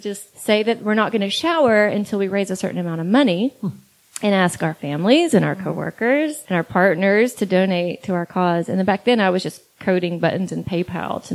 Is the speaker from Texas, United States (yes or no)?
yes; East Texas, United States; I'm from East Texas